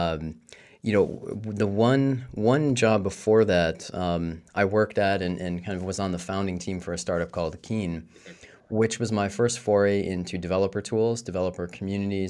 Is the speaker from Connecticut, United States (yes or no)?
no; outside of Chicago, Northern Illinois, United States; moved away as an adult; now in Paris, France; I grew up outside of Chicago, Northern Illinois